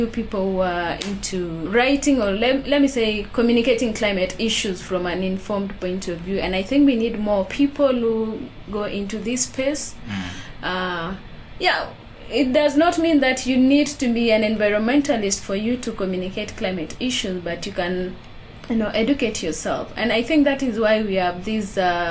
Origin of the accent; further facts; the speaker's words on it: Baringo County, Kenya; I come from Baringo